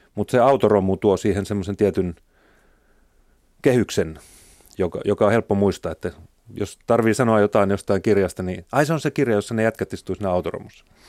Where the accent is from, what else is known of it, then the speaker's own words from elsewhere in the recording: Oulu, North Ostrobothnia, Finland; moved away; mä tulin Oulusta ja se nyt oli semmoinen pieni kaupunki